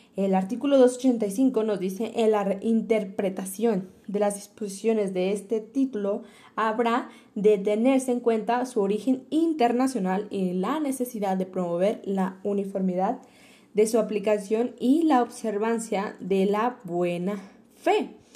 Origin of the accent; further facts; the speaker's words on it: Mexico; como mexicano